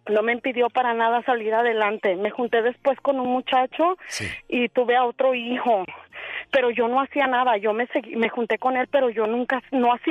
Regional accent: Mexico; moved away as an adult; Y me vine embarazada de México, mi familia es muy de bajos recursos y todo eso

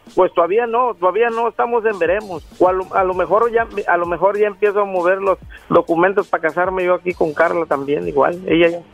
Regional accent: Mexico; moved away as an adult; now in Los Angeles, United States; Yo soy mexicano de Gusto, Colorado.

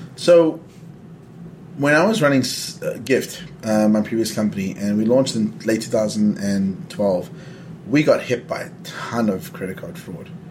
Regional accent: South Africa; I'm you know from South Africa. I grew up under apartheid

